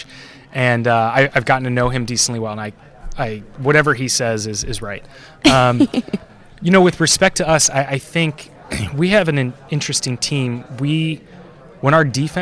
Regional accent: Bay Area, California, United States; I grew up in the Bay Area.

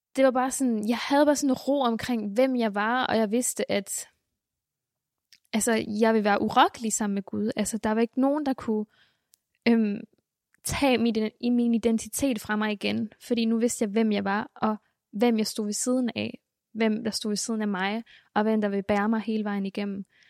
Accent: Bornholm, Capital Region of Denmark, Denmark; also born or lived in Colima, Mexico; det var også et stort skift fra Mexico til Bornholm.

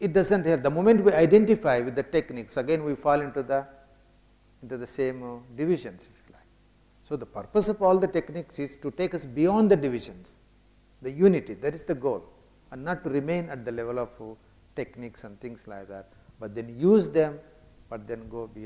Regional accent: India; I come from India, I came from Chennai to London

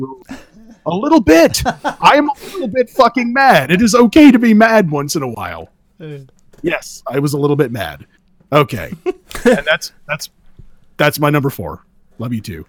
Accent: California, United States; I'm from California. I'm from the ground zero of meth

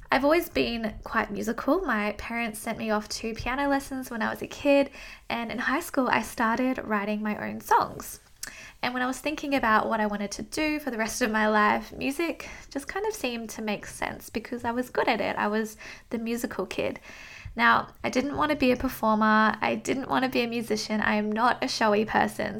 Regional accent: Australia; I am from Down Under in Australia

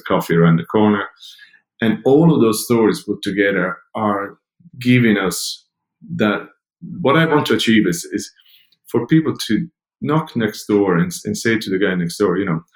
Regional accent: Italy; now in Dublin, Ireland; Growing up in Italy 50 years ago or so, I was always a community-based person

